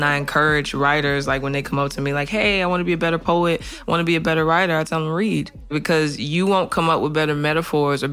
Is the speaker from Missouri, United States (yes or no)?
yes; St. Louis, Missouri, United States; Born and raised in St. Louis, pretty normal childhood